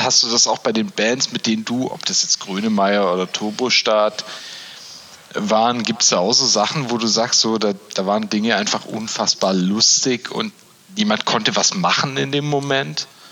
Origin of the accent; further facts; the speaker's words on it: Baden-Württemberg, Germany; Bei uns in Baden-Württemberg